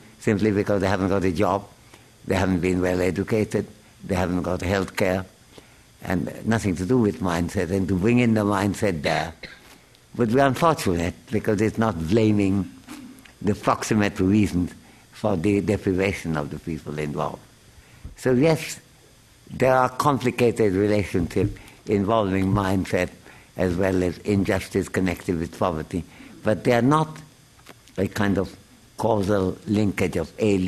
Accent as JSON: {"language": "English", "country": "India", "said": "as an Indian citizen"}